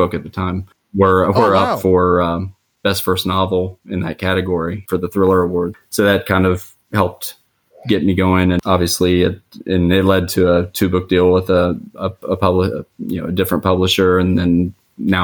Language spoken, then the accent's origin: English; Huntington, West Virginia, United States; moved away as an adult; also born or lived in Washington, D.C. / Pittsburgh area; my hometown of Huntington, West Virginia